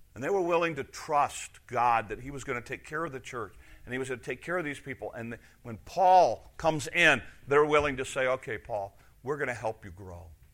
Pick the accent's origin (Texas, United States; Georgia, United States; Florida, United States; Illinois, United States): Illinois, United States; Chicago; moved away as an adult; also born or lived in Wisconsin; I was from Chicago area